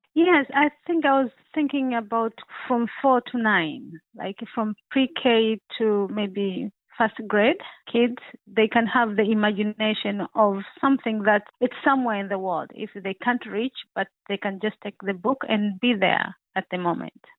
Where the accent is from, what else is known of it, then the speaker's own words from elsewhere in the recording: Tanzania; I'm original from Tanzania, East Africa